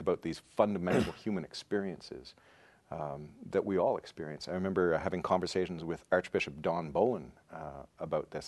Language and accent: English; rural Ontario, Canada; moved away as an adult; also born or lived in Toronto / United States; now in Saskatchewan, Canada; I'm originally from Ontario. Um, and was born in Toronto, grew up in rural Ontario